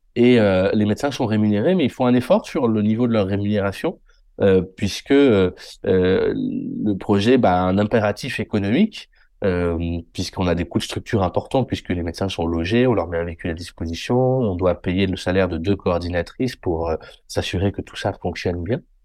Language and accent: French; Limoges, Nouvelle-Aquitaine, France; also born or lived in Paris; Je suis né à Limoges